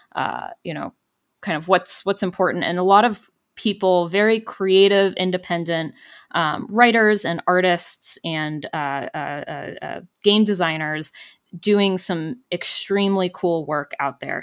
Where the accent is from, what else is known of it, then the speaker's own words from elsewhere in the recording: California, United States; growing up in California